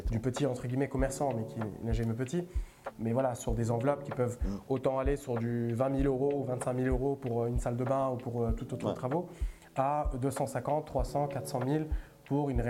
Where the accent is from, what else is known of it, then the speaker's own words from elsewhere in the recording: Italy; French is a second language; now in France; je suis né, et j'ai grandi en Italie et j'ai débarqué ici en 2011.